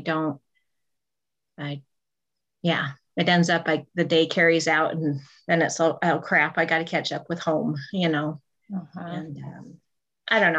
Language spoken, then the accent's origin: English; Northern Utah, United States; I'm from Utah, Northern Utah.